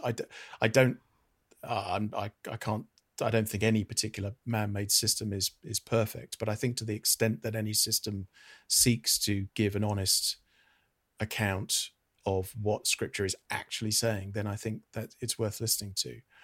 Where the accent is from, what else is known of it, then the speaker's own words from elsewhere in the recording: United Kingdom; I'm a Brit.